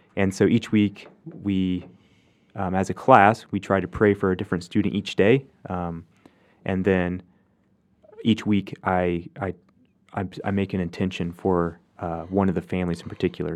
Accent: Hoxie, Kansas, United States; moved away; growing up in Hoxie, we lived a block away from the church

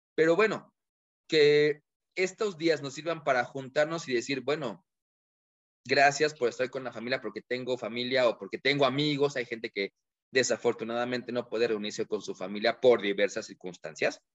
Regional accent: Mexico; como buenos mexicanos, nos encanta la fiesta

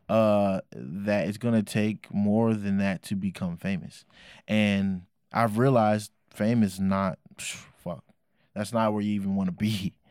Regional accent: Oakland, California, United States; I was raised in Oakland, California at the time

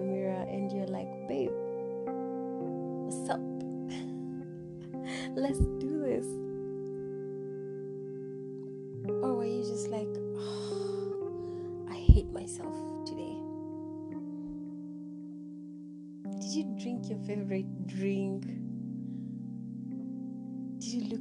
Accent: Samburu County, Kenya; my home county. I'm from Samburu County

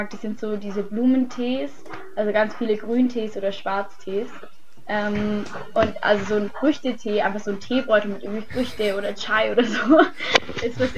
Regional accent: Germany; Wir haben als Deutsche einen ziemlich guten Ruf, weil unsere Jahrgänge bis jetzt echt gut abgeschnitten haben.

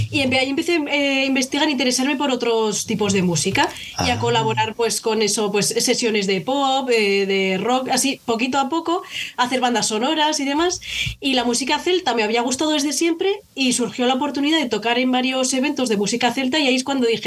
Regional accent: Zaragoza, Aragon, Spain; moved away as an adult; now in Madrid, Spain; yo soy de Zaragoza.

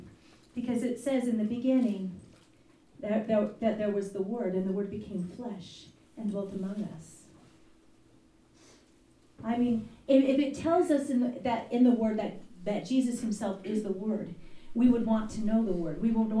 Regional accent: United States; we as American Christians

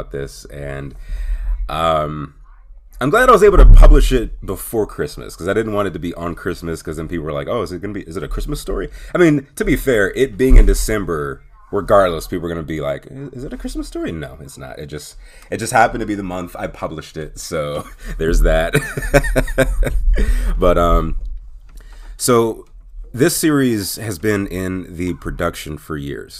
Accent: Pittsburgh, Pennsylvania, United States; my hometown, Pittsburgh

